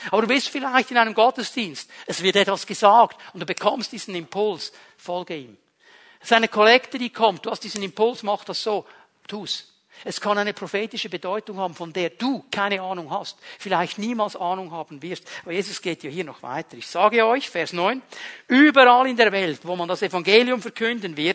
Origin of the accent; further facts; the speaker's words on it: Switzerland; Darf ich ein bisschen appellieren an unsere, soll ich dem jetzt sagen, Sicherheitsbedürftigkeit als Schweizer?